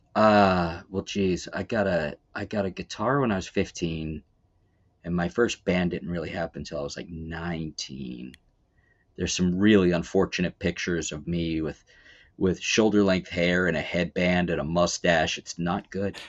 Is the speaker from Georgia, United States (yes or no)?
no; Baltimore, Maryland, United States; now in Erie, United States; I am from Baltimore.